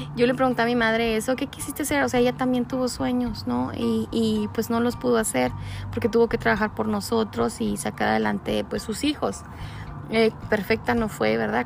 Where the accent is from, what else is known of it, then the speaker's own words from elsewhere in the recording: Ciudad Juárez, Chihuahua, Mexico; somos este, de Ciudad Juárez, Chihuahua